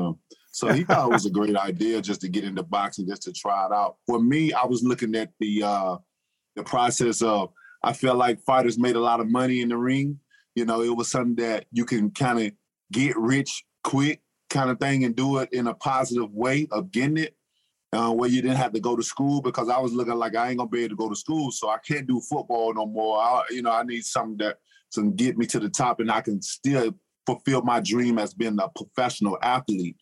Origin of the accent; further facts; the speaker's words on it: Tuscaloosa, Alabama, United States; I grew up in Tuscaloosa, Alabama.